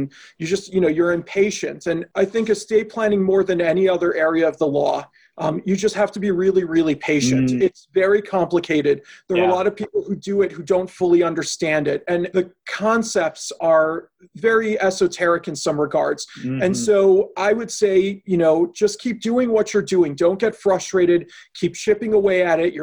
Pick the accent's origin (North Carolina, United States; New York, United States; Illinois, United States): Illinois, United States; Chicago; moved away as an adult; also born or lived in Boston; now in Milwaukee, United States; I grew up in Chicago, went to law school in Boston, and then in 2001 graduated and came to Milwaukee